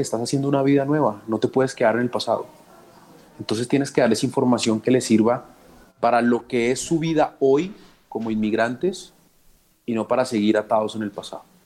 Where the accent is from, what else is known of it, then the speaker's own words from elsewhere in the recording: Colombia; Soy un café colombiano, muy colombiano. En ningún lado soy tan feliz como soy aquí, en mi país.